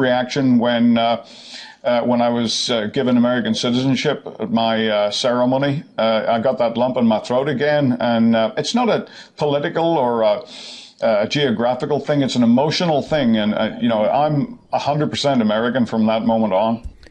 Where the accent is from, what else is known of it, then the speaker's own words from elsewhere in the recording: Northern Ireland, United Kingdom; now in United States; coming from Northern Ireland